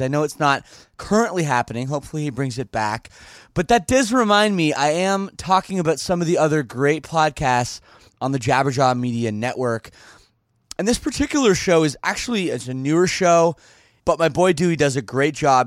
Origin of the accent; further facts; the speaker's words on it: Canada; I'm from Canada